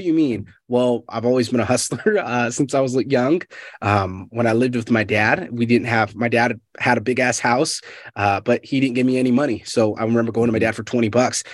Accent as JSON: {"language": "English", "town": "Fresno", "region": "California", "country": "United States", "moved": "yes", "said": "I'm from Fresno, California originally"}